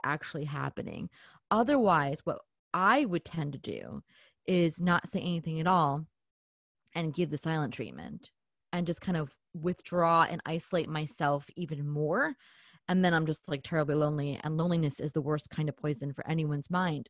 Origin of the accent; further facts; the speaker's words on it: New Jersey, United States; I'm from New Jersey, so we are a little bit more, you know, we're a little bit in your face about it